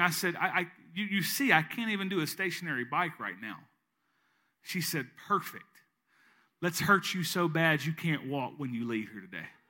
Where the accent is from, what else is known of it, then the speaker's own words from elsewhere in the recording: East Arkansas, United States; moved away as an adult; now in Southeast Louisiana, United States; I'm from East Arkansas. I lived there for thirty-eight years of my life, and now I live in Southeast Louisiana.